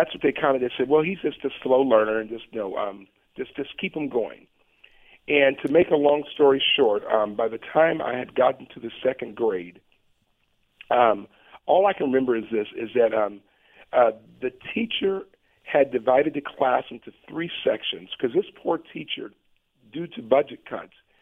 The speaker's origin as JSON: {"language": "English", "town": "Portland", "region": "Oregon", "country": "United States", "tie": "born or raised there", "moved": "yes", "said": "I was born right here in Portland"}